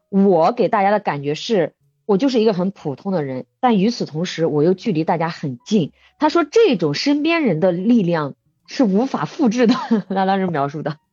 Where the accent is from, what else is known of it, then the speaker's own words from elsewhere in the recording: Bozhou, Anhui, China; moved away as an adult; 我们安徽亳州是这个中药材之乡，就是很多的中药材。那我嗯。家也有地